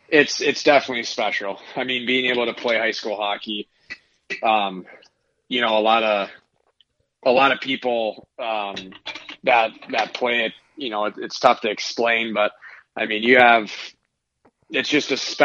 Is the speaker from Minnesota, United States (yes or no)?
yes; Minnesota, United States; Both my parents are from Iowa, so they had no idea what hockey was. And so when they moved up to Minnesota, they actually started me off with skating lessons.